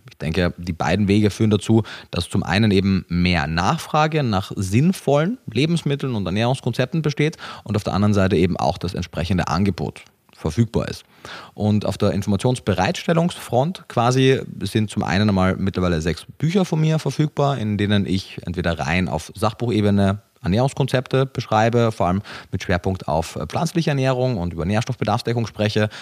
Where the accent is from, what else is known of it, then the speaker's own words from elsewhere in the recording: Austria; moved away; also born or lived in Germany; Ich bin gebürtiger Österreicher, habe aber auch lange Zeit in Deutschland gelebt